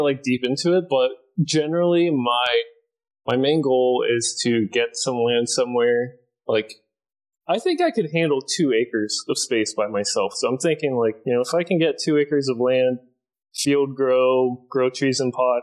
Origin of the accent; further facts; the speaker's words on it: Florida, United States; moved away as an adult; now in Japan; I'm born and raised in Florida